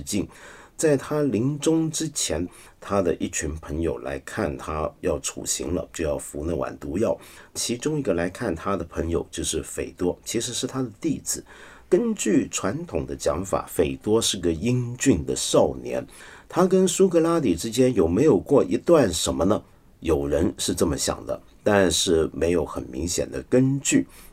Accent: Taiwan; 我小时候在台湾呢

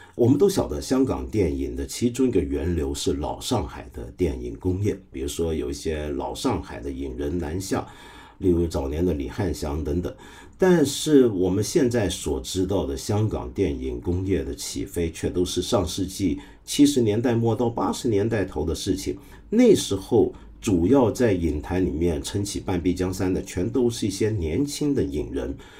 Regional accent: Guangdong, China; 就是我们广东话人有句话叫“吹水唔抹嘴”

